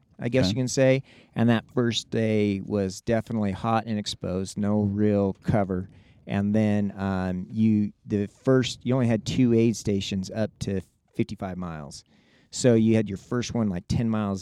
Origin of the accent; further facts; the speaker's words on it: Reno, Nevada, United States; moved away; I grew up in Reno, Nevada